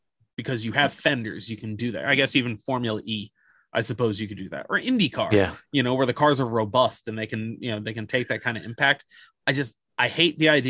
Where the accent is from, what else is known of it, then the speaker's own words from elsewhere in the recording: United States; me being American